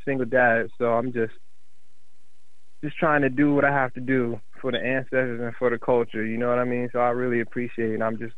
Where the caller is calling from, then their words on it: Bay City, Michigan, United States; I'm currently calling from Bay City, Michigan.